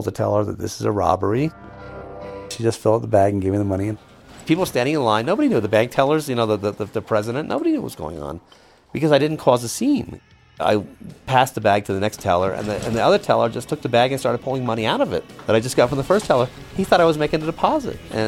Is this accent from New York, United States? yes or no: yes; New York City, New York, United States; moved away as an adult; also born or lived in San Diego, California; I grew up in the Upper West Side of Manhattan.